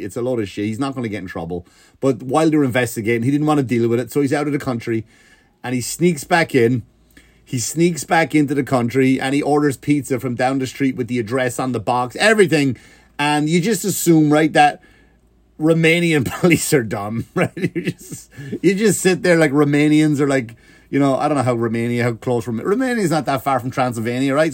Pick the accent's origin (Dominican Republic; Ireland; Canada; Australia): Ireland; accent: Irish; Ireland, we do have a weird, funny accent